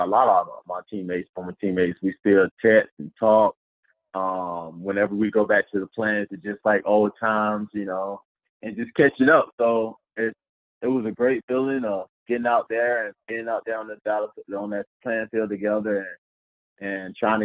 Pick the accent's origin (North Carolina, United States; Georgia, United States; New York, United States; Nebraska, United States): Georgia, United States; moved away as an adult; growing up in Georgia